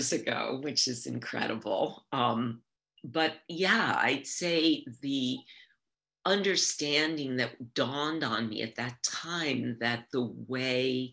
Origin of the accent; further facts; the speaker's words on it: New York, United States; also born or lived in Nyack, New York / Maine; I was born in New York and I grew up here